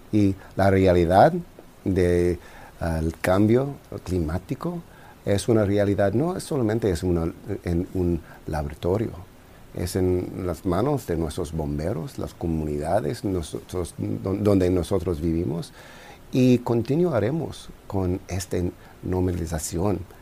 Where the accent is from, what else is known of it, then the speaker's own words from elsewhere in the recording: Los Angeles, California, United States; yo soy un angeleno, un californio